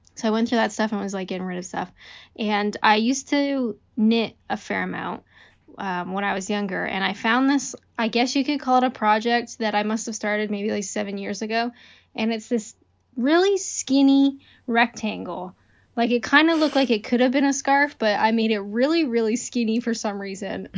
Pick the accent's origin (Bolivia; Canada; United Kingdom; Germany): Canada; I'm Canadian